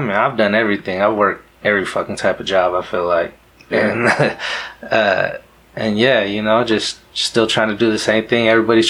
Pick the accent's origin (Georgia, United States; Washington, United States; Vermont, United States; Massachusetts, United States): Washington, United States; Yakima; He's just a cat that we grew up with here in Yakima.